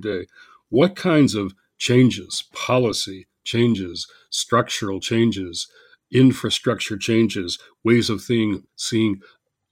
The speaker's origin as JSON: {"language": "English", "region": "Michigan", "country": "United States", "tie": "born or raised there", "said": "the capital of my home state"}